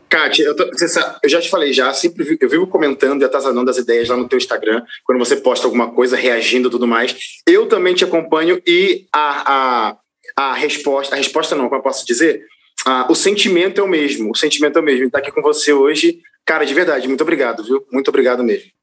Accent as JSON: {"language": "Portuguese", "region": "Rio de Janeiro", "country": "Brazil", "tie": "born or raised there", "moved": "yes", "said": "eu sou natural do Rio de Janeiro"}